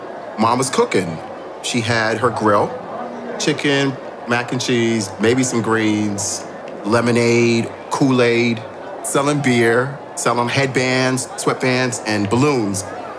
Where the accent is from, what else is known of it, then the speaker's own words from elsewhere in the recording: New York City, New York, United States; Growing up in Harlem